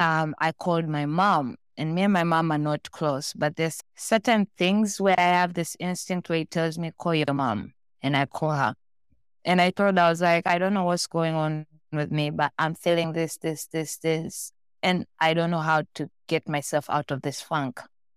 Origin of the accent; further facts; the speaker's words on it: Tanzania; born there; moved away; also born or lived in Malaysia; I was born in Tanzania, that's in East Africa, but I was raised around the world. I moved around and lived in different countries.